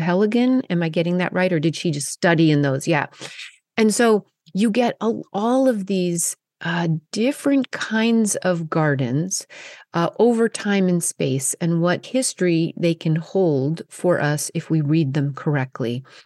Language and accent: English; Colorado, United States; moved away; growing up in Colorado